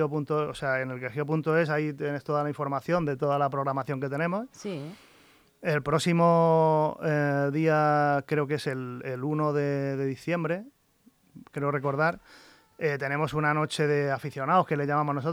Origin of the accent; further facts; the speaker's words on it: Toledo, Castilla-La Mancha, Spain; Porque eres toledano. Soy de Toledo